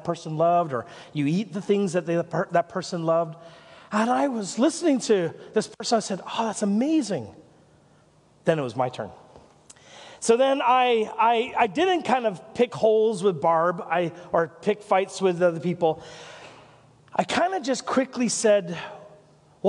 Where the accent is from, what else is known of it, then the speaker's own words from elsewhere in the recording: Nelson, British Columbia, Canada; moved away; I'm from Nelson